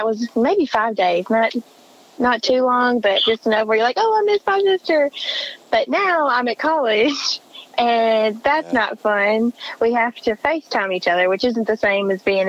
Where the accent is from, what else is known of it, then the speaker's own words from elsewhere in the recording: Tennessee, United States; I'm from Tennessee